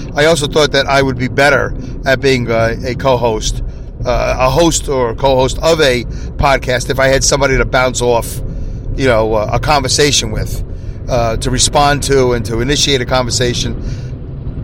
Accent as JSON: {"language": "English", "town": "New York City", "region": "New York", "country": "United States", "accent": "Brooklyn", "said": "my Brooklyn accent"}